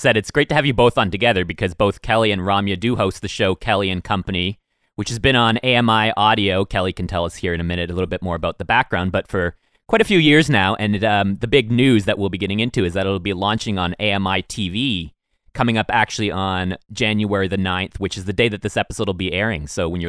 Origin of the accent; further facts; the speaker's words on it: Woodstock, Ontario, Canada; we grew up near Woodstock, Ontario. So we'd travel to London to get some products